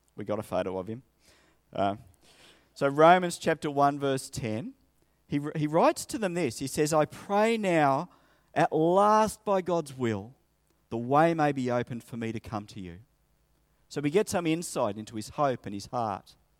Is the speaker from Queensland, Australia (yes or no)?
no; Sydney, New South Wales, Australia; moved away as an adult; also born or lived in Coffs Harbour; I grew up in Sydney.